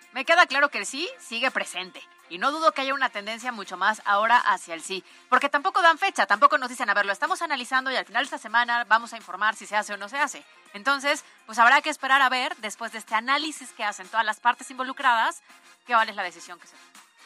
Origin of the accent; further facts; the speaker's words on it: Puebla, Mexico; yo creo que somos muy hospitalarios. O sea, los poblanos